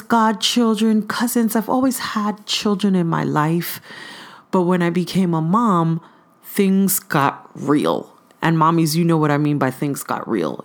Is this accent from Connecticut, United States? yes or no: no; New York City, New York, United States; now in East Bay, California, United States; I'm originally from Brooklyn, New York, by ways of East Flatbush